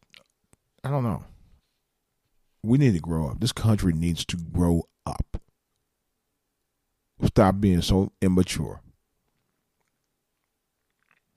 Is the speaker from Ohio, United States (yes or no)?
yes; Cleveland, Ohio, United States; I'm from Cleveland